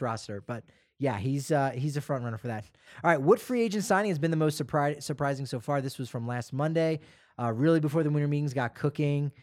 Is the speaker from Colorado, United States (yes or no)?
yes; Colorado, United States; We're from Colorado